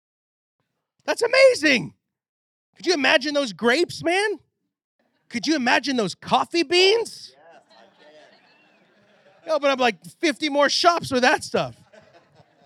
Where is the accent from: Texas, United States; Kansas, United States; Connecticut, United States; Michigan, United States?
Texas, United States; I'm from Texas